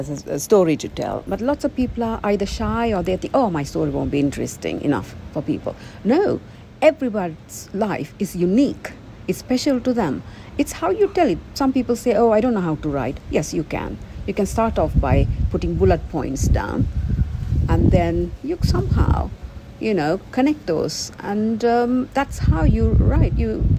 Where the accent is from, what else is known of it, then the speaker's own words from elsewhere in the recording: United Kingdom; I'm British, but, you know, English people.